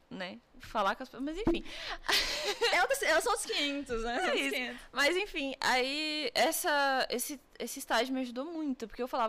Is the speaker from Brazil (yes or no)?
yes; Brasília, Federal District, Brazil; moved away as an adult; eu sou de Brasília.